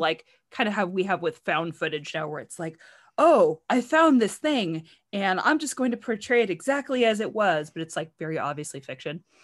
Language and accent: English; United States; I'm American